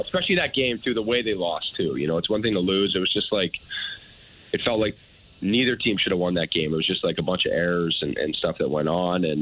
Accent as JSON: {"language": "English", "town": "Thunder Bay", "region": "Ontario", "country": "Canada", "moved": "yes", "lives_now": "Buffalo, United States", "said": "we're from Thunder Bay, Ontario"}